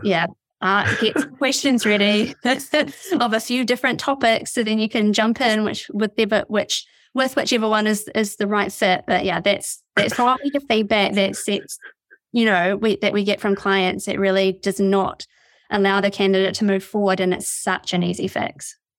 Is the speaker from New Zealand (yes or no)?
yes; New Zealand; now in United Kingdom; I'm from New Zealand. I live in, uh, the U K